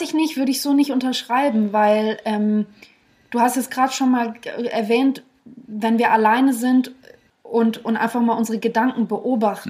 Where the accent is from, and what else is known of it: Germany